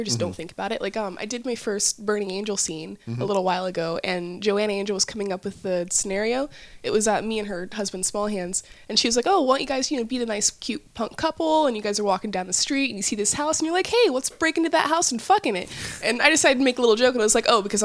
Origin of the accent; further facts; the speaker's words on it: Nashville, Tennessee, United States; also born or lived in St. Louis, Missouri; now in California, United States; I grew up in Nashville, Tennessee